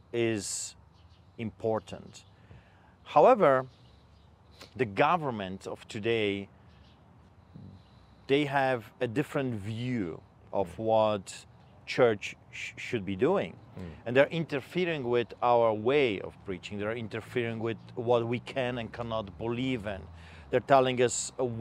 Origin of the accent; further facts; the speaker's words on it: Poland; now in Calgary, Canada; I am a Polish immigrant. I grew up behind the Iron Curtain under the boots of the Soviets.